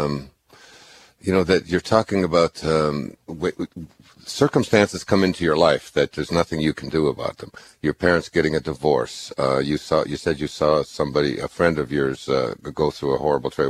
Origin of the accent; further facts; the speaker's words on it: Michigan, United States; I grew up in Michigan